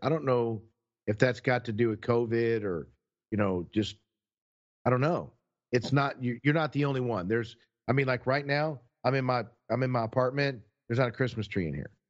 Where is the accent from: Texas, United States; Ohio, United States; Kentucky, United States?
Texas, United States; we're from Texas